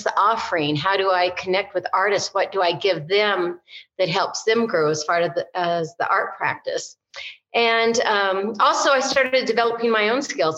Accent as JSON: {"language": "English", "region": "Nebraska", "country": "United States", "tie": "born or raised there", "moved": "as an adult", "lives_now": "Santa Fe, United States", "said": "I am from Nebraska, farm girl from Nebraska, and moved here to Santa Fe 3 years ago"}